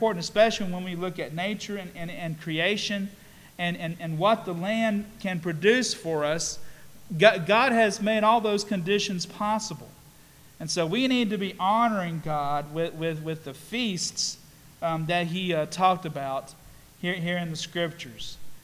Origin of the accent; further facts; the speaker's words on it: Statesville, North Carolina, United States; also born or lived in Canton, Ohio / Kingsport, Tennessee; here in Statesville and in Iredell County, where I spent most of my years, we had lots of farming around. I went to North Iredell High School